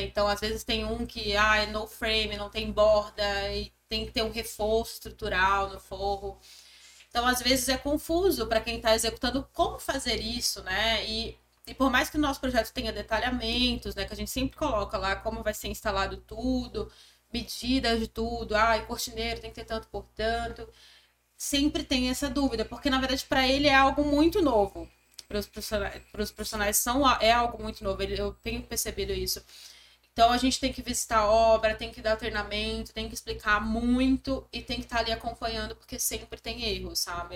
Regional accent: Acre, Brazil; moved away; also born or lived in São Paulo; Sou do Acre, do Norte.

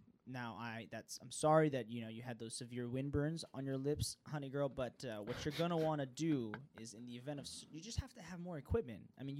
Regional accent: Hawaii, United States; I went home to Hawaii. I'm from Hawaii.

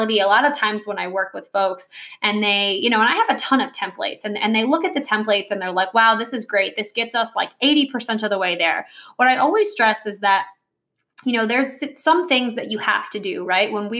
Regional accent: New Jersey, United States; I grew up in New Jersey

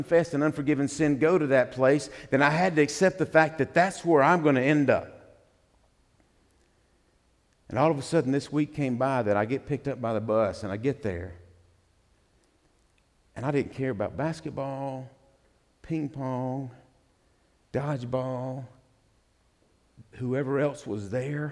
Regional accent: the Bible Belt, United States; I grew up in the Bible Belt

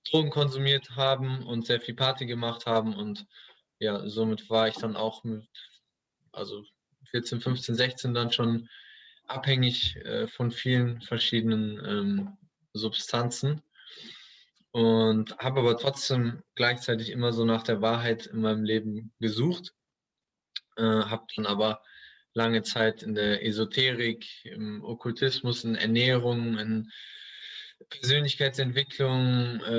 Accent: Duisburg, North Rhine-Westphalia, Germany; Ich bin in Duisburg groß geworden. Äh, Duisburg äh, kennen sicherlich einige, ist jetzt nicht dafür bekannt, die schönste Stadt in Deutschland zu sein.

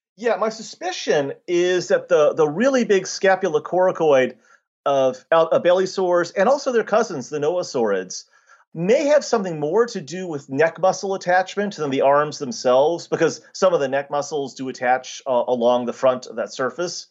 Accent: United States; being an American

